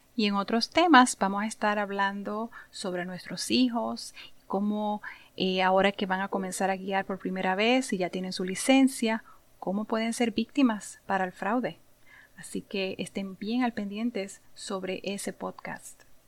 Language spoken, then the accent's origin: Spanish; San Juan, Puerto Rico; nací y me crié en Puerto Rico, en un pueblito llamado Santurce